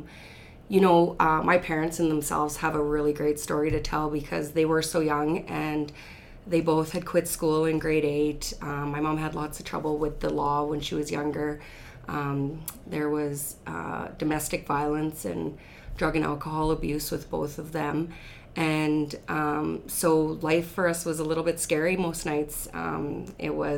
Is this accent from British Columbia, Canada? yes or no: no; the Battlefords, Saskatchewan, Canada; born or raised there; also born or lived in Red Deer, Alberta